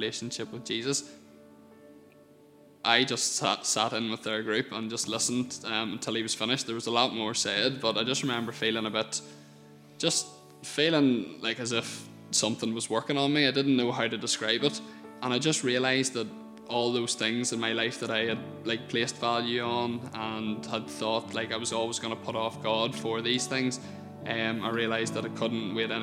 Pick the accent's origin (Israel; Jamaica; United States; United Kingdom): United Kingdom; Portadown, Northern Ireland; I grew up in the Birches outside Portadown